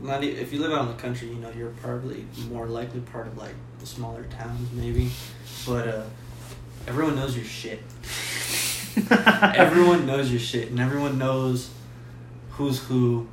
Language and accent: English; Pleasanton, Texas, United States; moved away; also born or lived in San Antonio, Texas; Got to move out of Pleasanton to go to San Antonio.